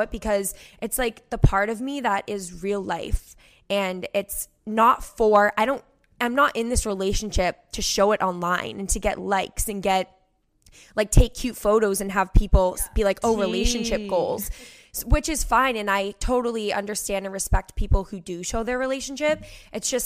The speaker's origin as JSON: {"language": "English", "area": "Cape Cod", "region": "Massachusetts", "country": "United States", "tie": "born or raised there", "also_born_or_lived": "Boston, Massachusetts", "said": "I grew up on Cape Cod, which is like a huge vacation spot in Massachusetts"}